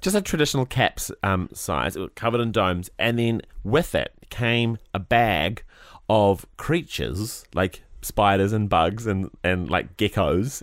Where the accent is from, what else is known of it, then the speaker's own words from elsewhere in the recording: Christchurch, Canterbury, New Zealand; growing up in Christchurch